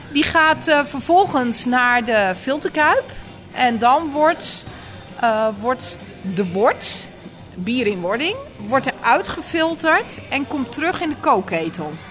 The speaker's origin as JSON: {"language": "Dutch", "town": "Texel", "region": "North Holland", "country": "Netherlands", "accent": "Noord-Hollands", "moved": "as an adult", "lives_now": "Apeldoorn, Netherlands", "said": "Ik kom van Tessel"}